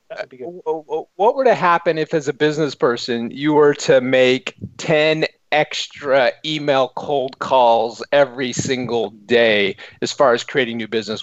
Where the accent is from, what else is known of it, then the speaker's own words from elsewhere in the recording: United States; as an American in the United Kingdom